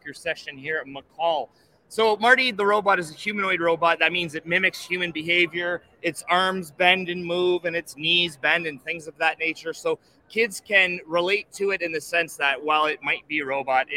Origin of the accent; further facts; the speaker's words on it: Canada; I'm from Canada